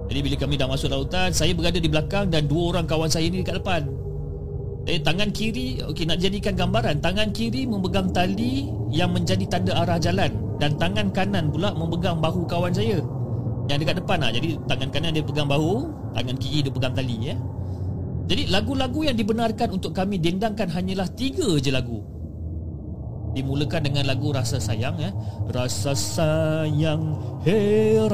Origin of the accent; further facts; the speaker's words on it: Johor, Malaysia; dan saya berasal dari Johor